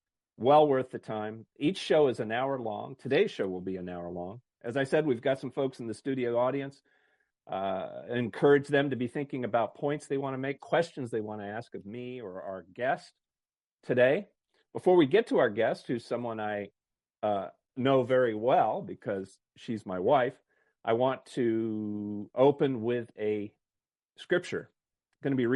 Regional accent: Maine, United States; I love Maine. It's my home state

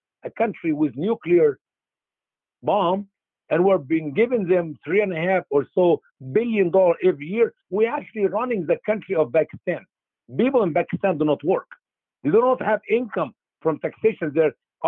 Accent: Egypt; now in United States; my home country, Egypt.

